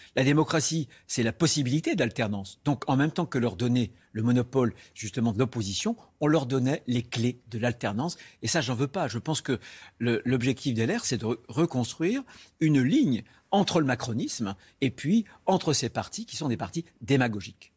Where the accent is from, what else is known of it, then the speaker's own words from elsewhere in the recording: Vendée, Pays de la Loire, France; chez moi en Vendée